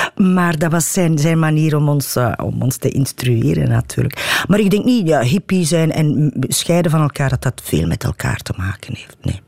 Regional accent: Watervliet, Flanders, Belgium; ik ben in Watervliet opgegroeid

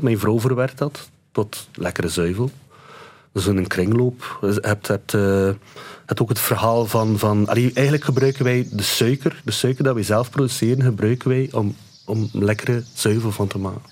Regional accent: Ypres, Flanders, Belgium; ik ben van Ieper.

